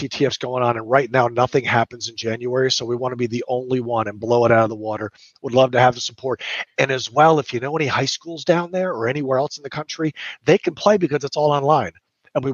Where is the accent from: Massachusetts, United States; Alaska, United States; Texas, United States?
Texas, United States; moved away; I'm from Texas